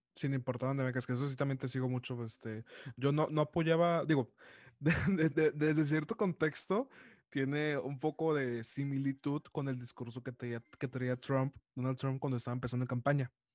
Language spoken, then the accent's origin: Spanish; Monterrey, Nuevo León, Mexico; Yo soy de Monterrey